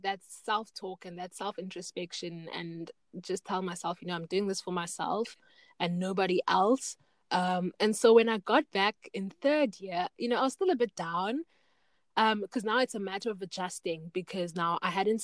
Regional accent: Knysna, Western Cape, South Africa; my hometown, Knysna

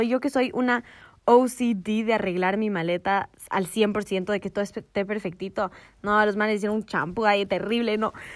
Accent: Ecuador; nosotras que éramos las, dos longas ecuatorianas

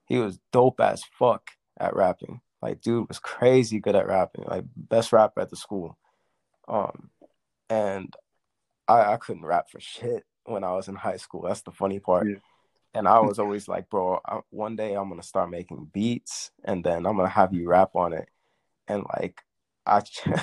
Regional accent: Woodstock, Georgia, United States; I'm from Woodstock, Georgia

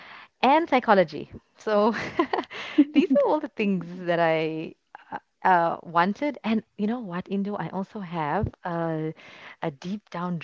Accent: South Africa; moved away as an adult; also born or lived in United Kingdom; now in Istanbul, Turkey; I'm South African

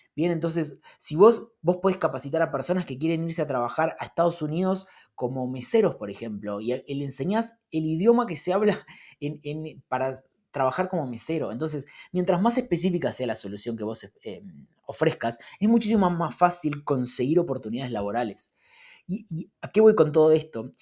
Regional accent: Argentina; los argentinos vivimos eh, todo el tiempo corriendo atrás de la plata

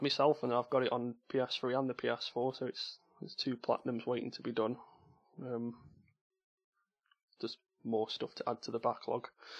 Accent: Stoke-on-Trent, West Midlands, United Kingdom; accent: Potteries; my terrible Potteries accent.

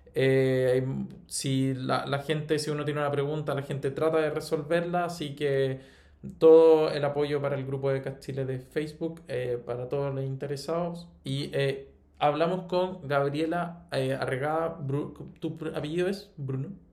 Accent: Chile; como chileno está acostumbrado a escuchar el inglés norteamericano

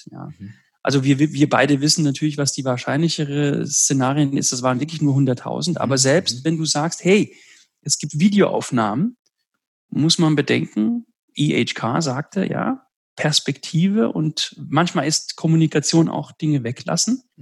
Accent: Southern Italy, Italy; Also in Süditalien, wo ich herkomme, hat sich 2000 Jahre lang in manchen Dörfern das Griechische gehalten.

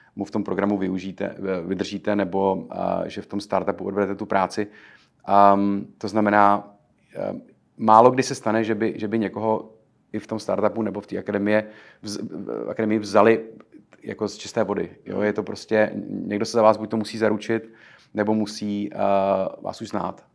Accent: Czechia; moved away as an adult; now in New York, United States; jsme Češi. Eh, Češi, kteří přišli sem přímo z Česka

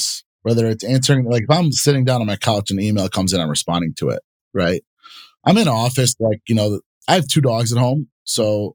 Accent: Bloomfield Hills, Michigan, United States; I grew up in Bloomfield Hills, where it's a wealthier city here in Michigan

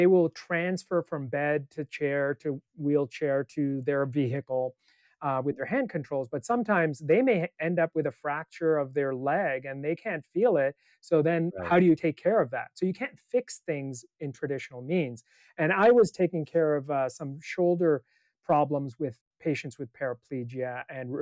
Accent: Canada; moved away as an adult; also born or lived in Palo Alto, California; now in Santa Cruz, United States; I grew up in Canada

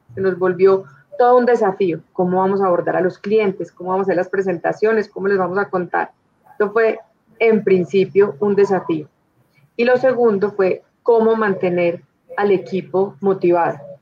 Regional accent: Manizales, Caldas, Colombia; yo soy de Manizales, una familia con raíces paisas

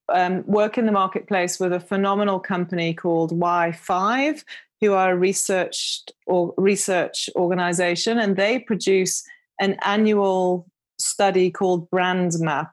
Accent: United Kingdom; accent: British; now in South Africa; Often confuses people in South Africa because they're expecting a South African accent and I'm very British.

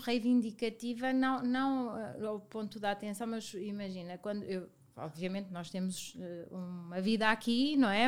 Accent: Viseu, Centro, Portugal; now in Lisbon, Portugal; venho de Viseu, uma cidade muito pequena, eh, e na altura Viseu ainda era mais pequeno do que é hoje

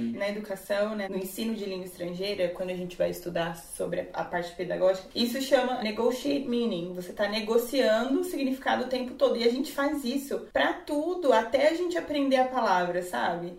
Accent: Brazil; sou do Brasil.

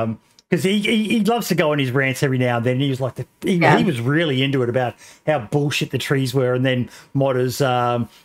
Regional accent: Australia; me being an Aussie

